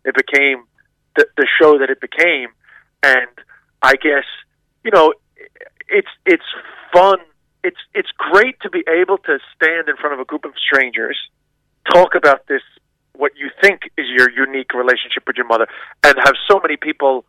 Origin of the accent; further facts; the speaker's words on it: New York City, New York, United States; I grew up in Queens, which is actually, I think, the most culturally diverse place on the planet